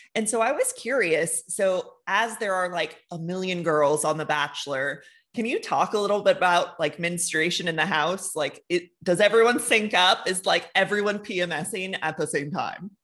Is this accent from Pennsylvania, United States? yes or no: no; New York City, New York, United States; moved away; originally I'm from New York City